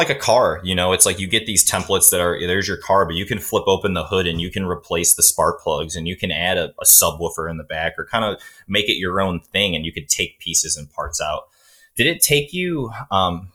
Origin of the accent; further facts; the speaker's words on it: Cleveland, Ohio, United States; we're both from Cleveland, Ohio area